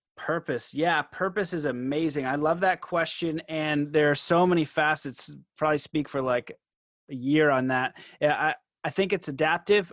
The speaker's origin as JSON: {"language": "English", "country": "Canada", "said": "I'm Canadian"}